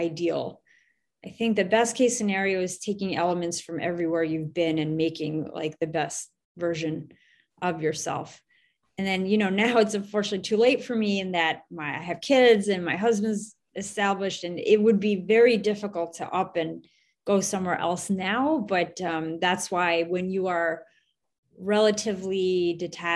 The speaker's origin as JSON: {"language": "English", "area": "Westchester County", "region": "New York", "country": "United States", "tie": "born or raised there", "lives_now": "New York City, United States", "said": "I grew up in a suburb just outside of New York City in Westchester County"}